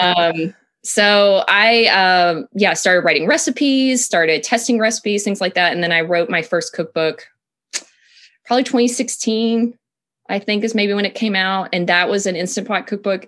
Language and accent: English; Tennessee, United States; moved away; I'm from Tennessee originally, um, so I come from a family